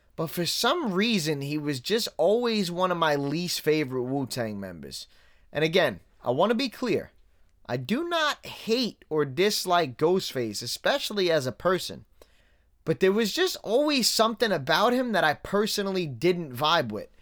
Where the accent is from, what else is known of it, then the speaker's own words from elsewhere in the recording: New York City, New York, United States; moved away; somebody that grew up in Staten Island